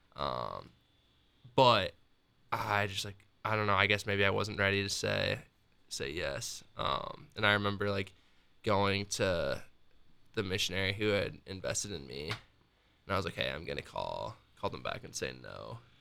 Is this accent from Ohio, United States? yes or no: no; Northern Iowa, United States; moved away as an adult; also born or lived in Ames, Iowa; now in Columbus, United States; I actually am from Northern Iowa and went to college at Iowa State